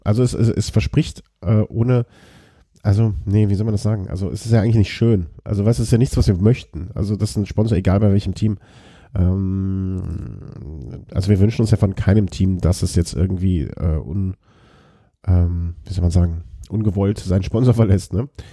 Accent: Germany; als Deutscher

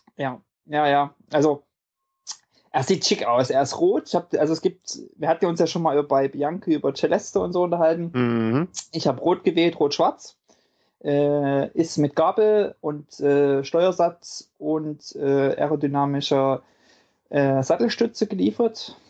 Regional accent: about 20 km from Leipzig, Saxony, Germany; ich komme ja sozusagen nicht ganz aus Leipzig

